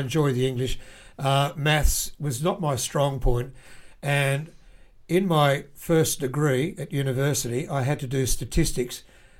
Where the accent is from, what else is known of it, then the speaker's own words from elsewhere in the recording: Lismore, New South Wales, Australia; I grew up in a town called Lismore on the north coast in New South Wales, and I attended school there until I was in Year 7 when I went to boarding school.